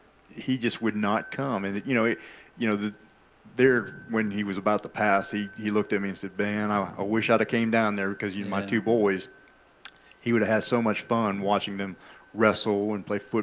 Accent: Pittsburgh, Pennsylvania, United States; moved away as an adult; now in Murfreesboro, United States; I'm originally from Pittsburgh, Pennsylvania, from the city.

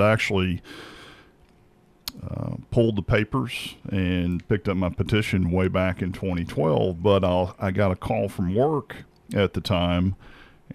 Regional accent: Knoxville, Tennessee, United States; moved away as an adult; now in Murfreesboro, United States; I grew up in Knoxville, met Claire, my wife

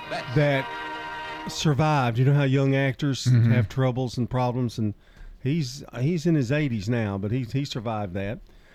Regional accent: Nashville, Tennessee, United States; I was born in Nashville

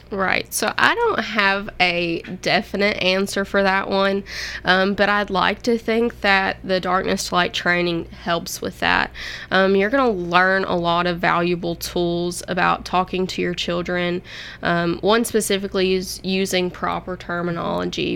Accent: Hopkinsville, Kentucky, United States; moved away as an adult; now in Murfreesboro, United States; I'm actually from Hopkinsville, Kentucky, which is on the Kentucky Tennessee state line

